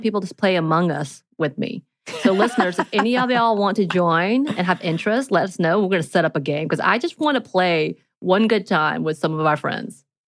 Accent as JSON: {"language": "English", "region": "the mountains of Georgia", "country": "United States", "tie": "born or raised there", "said": "growing up in the mountains of Georgia."}